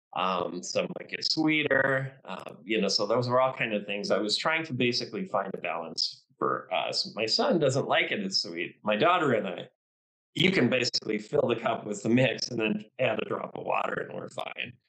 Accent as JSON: {"language": "English", "town": "Duluth", "country": "United States", "tie": "born or raised there", "said": "in my hometown here of Duluth"}